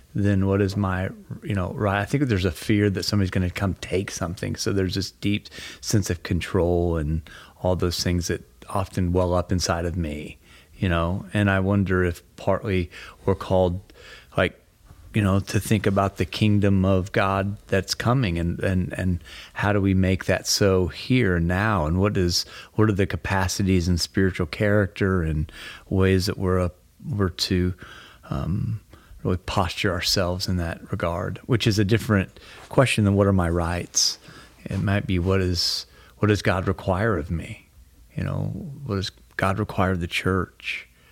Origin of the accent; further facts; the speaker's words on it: Texas, United States; I'm from Texas